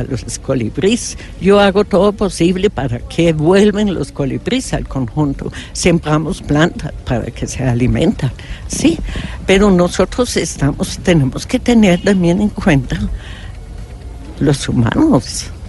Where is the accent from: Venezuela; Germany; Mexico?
Germany; Spanish is a second language; moved away; yo soy alemana